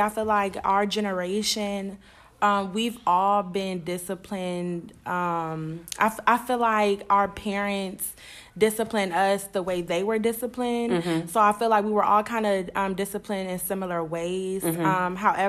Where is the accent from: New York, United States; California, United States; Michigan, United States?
Michigan, United States; Flint; I'm from Michigan, Flint, Michigan.